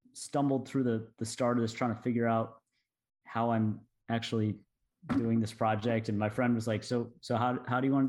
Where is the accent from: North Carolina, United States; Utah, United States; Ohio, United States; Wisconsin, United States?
North Carolina, United States; Durham; moved away; went back to my hometown, Durham, North Carolina, approached the school that I went to, this middle school where I was 12 years old